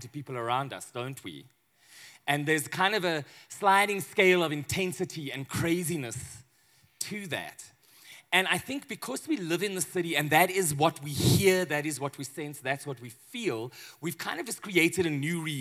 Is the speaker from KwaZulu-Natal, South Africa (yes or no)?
no; Johannesburg, Gauteng, South Africa; I'm from Johannesburg